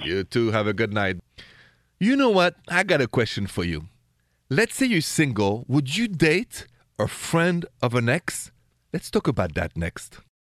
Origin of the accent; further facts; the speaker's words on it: Paris, Île-de-France, France; accent: Parisian French; moved away; my accent is straight from Paris, France